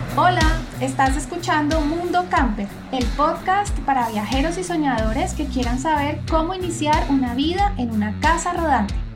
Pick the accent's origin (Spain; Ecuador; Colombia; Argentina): Colombia; Cali, Valle del Cauca; moved away; estamos desde mi bella Cali